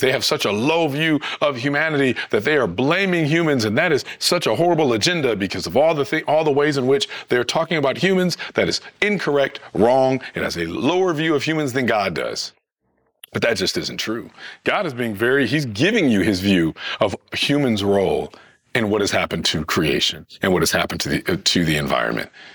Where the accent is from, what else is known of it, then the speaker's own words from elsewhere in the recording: Detroit, Michigan, United States; I'm from Michigan, from Detroit